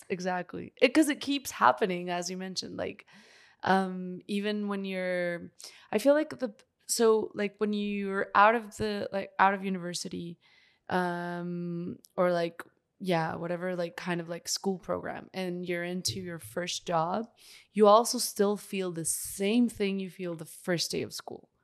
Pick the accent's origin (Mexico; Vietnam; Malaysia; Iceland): Mexico; Northeast Mexico; moved away; my hometown uh, I'm from Mexico, Northeast Mexico.